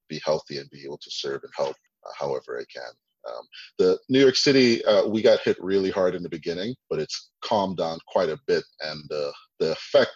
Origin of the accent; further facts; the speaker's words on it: Trinidad & Tobago; I was born in Trinidad